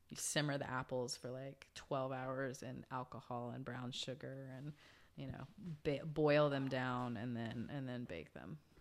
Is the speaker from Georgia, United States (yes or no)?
yes; Georgia, United States; moved away; I grew up in Georgia